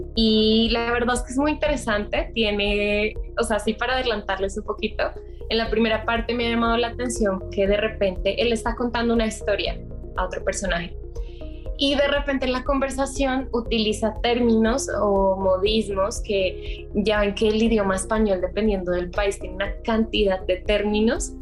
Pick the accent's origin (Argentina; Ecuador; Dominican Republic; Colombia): Colombia; Bogotá; moved away as an adult; now in Mexico City, Mexico; yo soy colombiana, nací en Bogotá, eh, pero vivo hace más o menos un año y medio en Ciudad de México